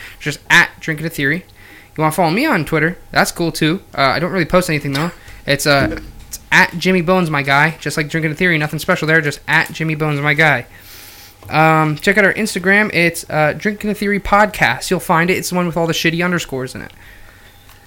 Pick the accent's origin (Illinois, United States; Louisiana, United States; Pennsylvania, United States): Pennsylvania, United States; St. Luke's; I was born in St. Luke's